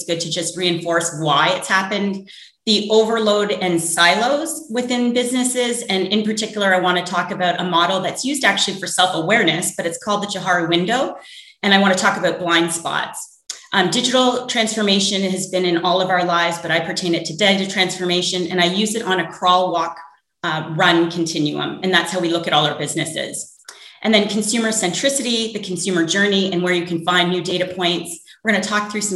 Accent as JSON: {"language": "English", "country": "Canada", "moved": "yes", "lives_now": "New York, United States", "said": "I'm originally from Canada"}